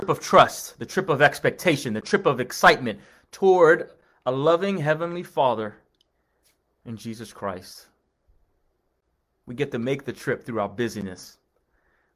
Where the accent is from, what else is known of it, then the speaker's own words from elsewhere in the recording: Long Island, New York, United States; over to Long Island where I was